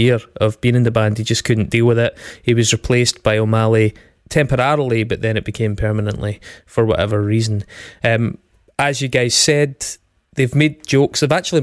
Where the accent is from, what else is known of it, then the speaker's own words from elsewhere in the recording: United Kingdom; we're British.